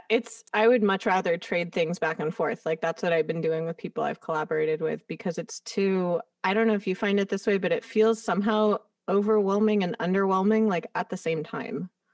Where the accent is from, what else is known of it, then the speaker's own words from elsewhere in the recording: Los Angeles, California, United States; having grown up here, it's like I didn't have the perspective outside